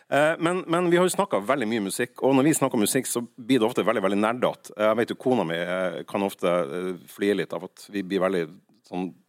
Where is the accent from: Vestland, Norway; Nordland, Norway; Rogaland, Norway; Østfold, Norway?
Nordland, Norway; Og da jeg vokste opp i Nordland, så var det liksom … var det kule, og … var det døve.